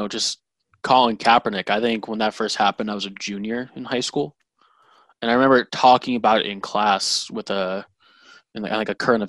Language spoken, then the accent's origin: English; Braintree, Massachusetts, United States; I'm from Braintree, and that's a historically white Irish conservative town.